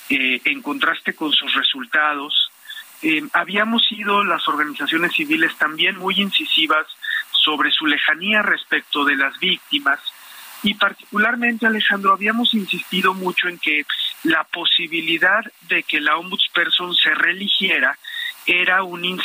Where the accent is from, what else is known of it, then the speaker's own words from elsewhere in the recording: Acapulco, Guerrero, Mexico; Yo soy de Guerrero, yo soy de Acapulco, conozco tu trabajo y es decepcionante